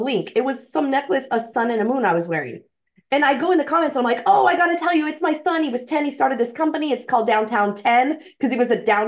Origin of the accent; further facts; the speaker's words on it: San Antonio, Texas, United States; now in San Diego, United States; I was born in San Antonio